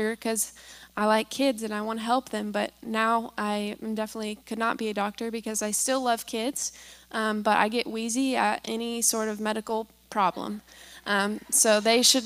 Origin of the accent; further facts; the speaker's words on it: Kansas, United States; moved away; I grew up in Kansas originally, and my parents are actually here today, so they're the ones who raised me